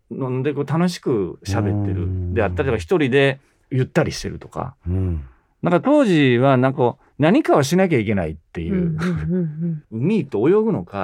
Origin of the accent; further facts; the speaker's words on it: Yokkaichi, Mie, Japan; 私はあの三重県亀山市の亀山ろうそくの近くの三重県の四日市っていうところが出身なんですね。